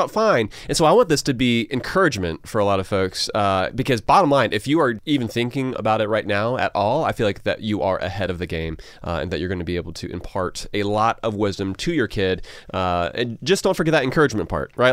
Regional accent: Georgia, United States; a couple guys from Georgia

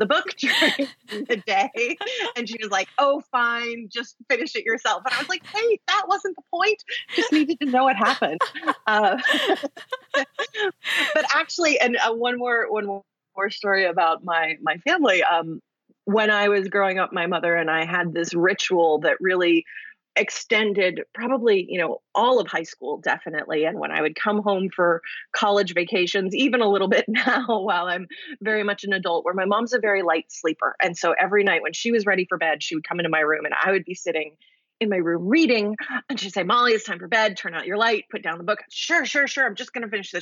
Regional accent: Houston, Texas, United States; also born or lived in New Jersey; I grew up in Houston, Texas, in the suburbs

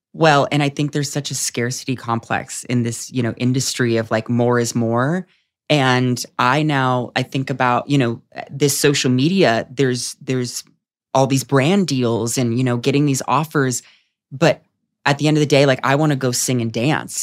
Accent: San Diego, California, United States; moved away as an adult; also born or lived in New York; now in Los Angeles, United States; I was at home for the pandemic in San Diego

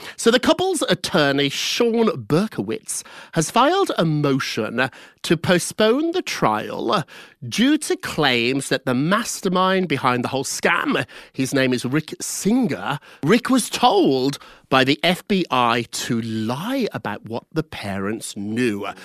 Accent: United Kingdom; I'm British

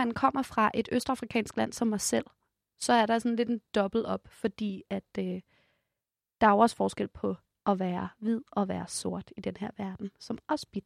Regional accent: Ethiopia; now in Denmark; Vi er i Danmark, en af de toprigeste lande i hele verden. Øhm, men personligt så kommer jeg jo faktisk også fra Etiopien, som er en af de fattigste lande i hele verden.

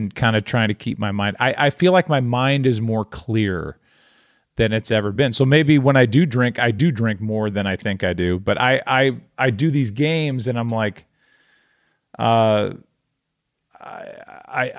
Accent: United States; as an American

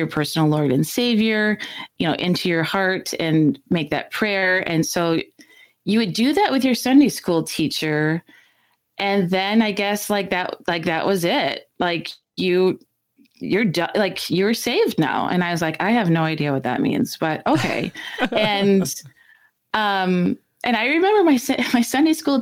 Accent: Chatfield, Minnesota, United States; we did everything in our small hometown, Chatfield. And so we went to school there

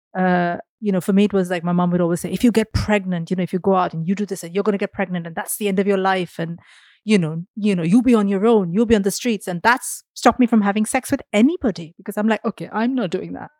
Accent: India; I grew up in India, so everything was Bollywood

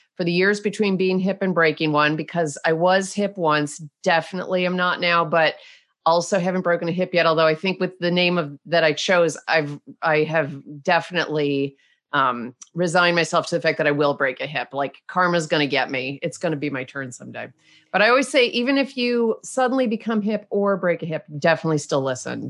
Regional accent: Rochester, New York, United States; accent: Canadian tinged; moved away as an adult; also born or lived in Munich; I grew up in Rochester, New York

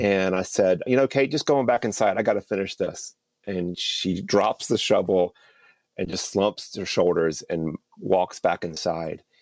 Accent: Fuquay-Varina, North Carolina, United States; I grew up outside of Raleigh, small little town called Fuqua Arena

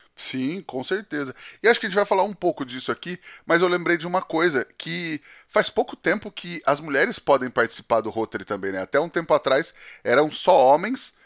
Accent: Penápolis, São Paulo, Brazil; em Penápolis principalmente, né? Que é onde eu, onde eu cresci

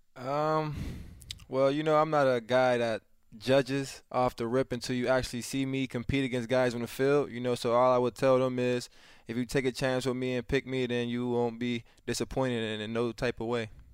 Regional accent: Pittsburgh, Pennsylvania, United States; my hometown

